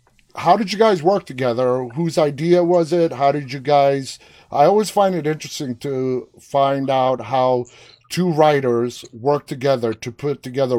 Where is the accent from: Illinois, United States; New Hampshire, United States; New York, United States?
New York, United States; New York City; I was born and raised in New York City